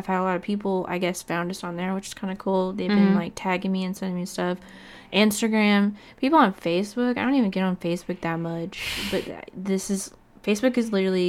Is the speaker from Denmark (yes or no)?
no; Fort Walton Beach, Florida, United States; now in Shreveport, United States; My hometown, to be exact. Okay. Fort Walton Beach, Florida.